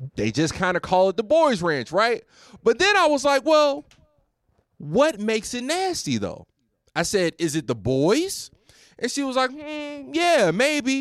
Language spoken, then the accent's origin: English; Roanoke, Virginia, United States; moved away as an adult; also born or lived in Houston; now in Glendale, California, United States; I've lived in the Noke over the past ten years